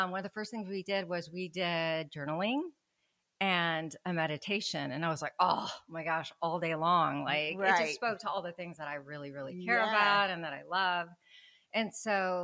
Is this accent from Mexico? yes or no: yes; Mexico; moved away; I'm from Mexico